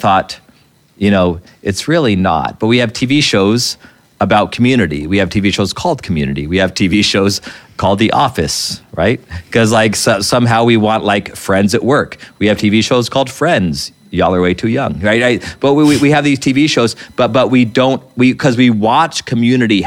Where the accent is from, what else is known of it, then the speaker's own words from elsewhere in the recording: Albuquerque, New Mexico, United States; we grew up in Albuquerque, New Mexico